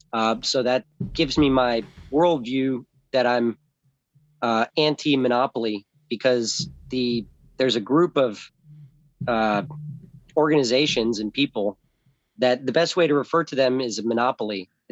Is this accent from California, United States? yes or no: yes; Los Angeles, California, United States; also born or lived in South Florida; I was born in Orange, California, in St. Joseph's Hospital in Los Angeles, and grew up in Los Angeles and South Florida on both coasts with two parents.